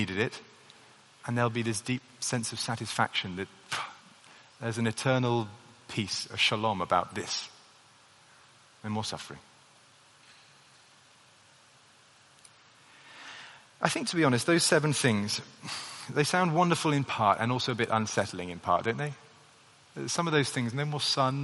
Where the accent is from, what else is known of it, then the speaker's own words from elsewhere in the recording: United Kingdom; the national identity that I have, being British does actually occupy a reasonable part of my identity